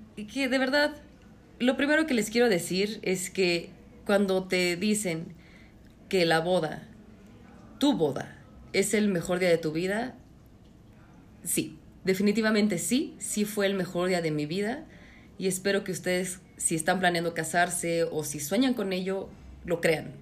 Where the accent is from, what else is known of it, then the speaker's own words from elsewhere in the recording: Mexico; Somos mexicanos